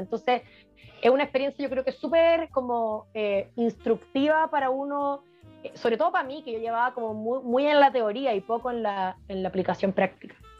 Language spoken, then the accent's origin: Spanish; Chile; also born or lived in Europe; como chileno